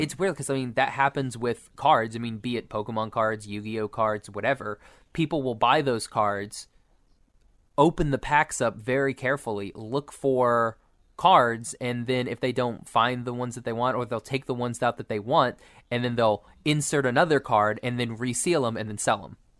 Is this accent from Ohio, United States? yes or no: no; Oklahoma, United States; I'm from Oklahoma